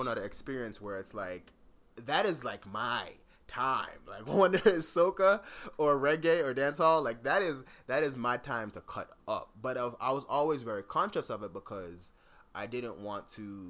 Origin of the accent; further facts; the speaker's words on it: South Florida, United States; growing up in South Florida